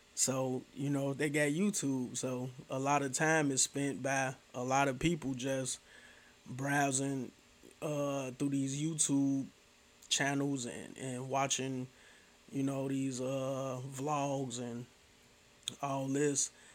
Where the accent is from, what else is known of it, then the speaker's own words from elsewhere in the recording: Chicago, Illinois, United States; I'm from Chicago